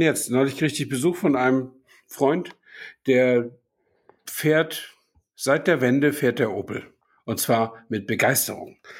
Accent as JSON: {"language": "German", "town": "Flensburg", "region": "Schleswig-Holstein", "country": "Germany", "tie": "born or raised there", "said": "in meiner Kindheit in Flensburg"}